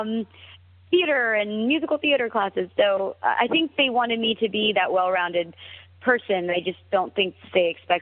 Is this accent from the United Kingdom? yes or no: no; United States; now in Los Angeles, United States; child of Indian immigrants that's born and raised in America